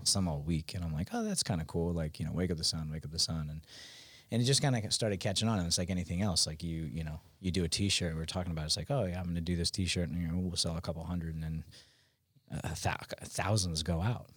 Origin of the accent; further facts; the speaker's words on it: Westchester, New York, United States; moved away as an adult; I'm from New York originally, but I've been down here since two thousand nine